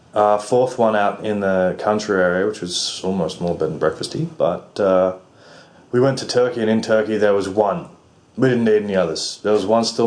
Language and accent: English; Australia; I'm Australian.